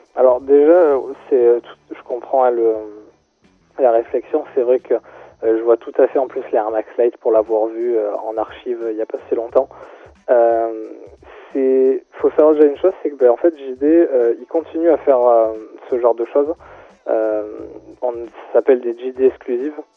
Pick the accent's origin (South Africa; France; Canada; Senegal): France; Marseille, Provence-Alpes-Côte d'Azur; moved away; also born or lived in Grenoble; moi je suis né à Marseille, j'ai grandi à Marseille